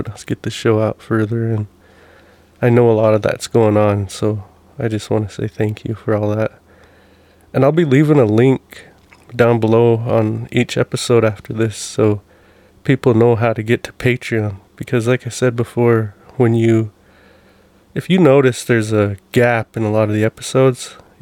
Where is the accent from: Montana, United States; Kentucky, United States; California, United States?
Montana, United States; Browning; one of the houses we grew up in Browning